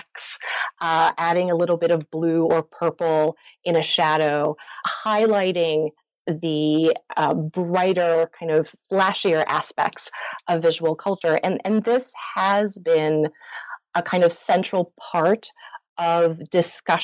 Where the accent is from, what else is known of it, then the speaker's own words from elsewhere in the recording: Montreal, Quebec, Canada; I grew up in Montreal and I attended French elementary school, French high school, junior college